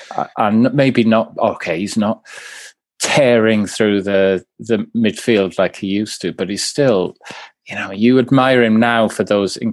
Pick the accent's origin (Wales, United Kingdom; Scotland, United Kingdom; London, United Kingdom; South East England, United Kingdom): Wales, United Kingdom; Swansea; I'm from, I'm from I'm from Swansea